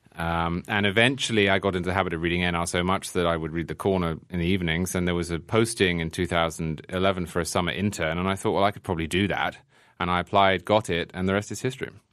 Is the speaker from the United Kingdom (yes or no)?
yes; England, United Kingdom; born or raised there; moved away as an adult; now in New York, United States